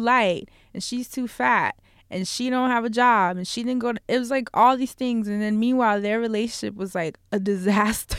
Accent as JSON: {"language": "English", "town": "New York City", "region": "New York", "country": "United States", "said": "I'm from New York"}